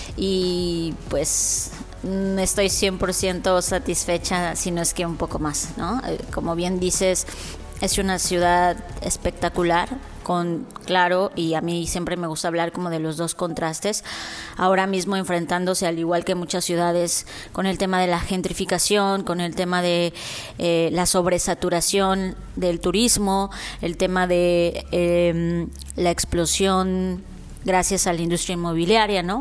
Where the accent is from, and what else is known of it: Mexico